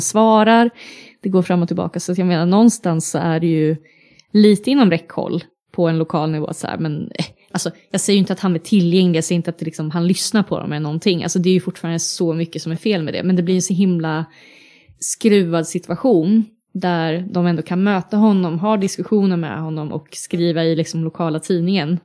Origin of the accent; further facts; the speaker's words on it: Linköping, Östergötland, Sweden; now in Uppsala, Sweden; hemma i Linköping